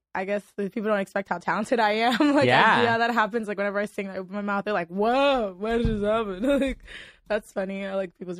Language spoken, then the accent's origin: English; Port-au-Prince, Ouest, Haiti; also born or lived in Miami; now in Los Angeles, United States; I grew up in Miami, Florida, and I grew up in my native country, Haiti, in the capital, Port-au-Prince, Haiti. And I'm currently residing in Los Angeles, California.